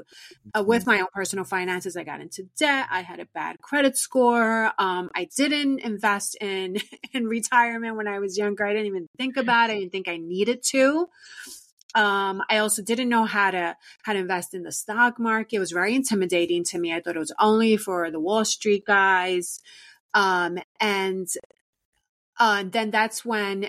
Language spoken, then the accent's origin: English; New York City, New York, United States; I was born and raised in New York City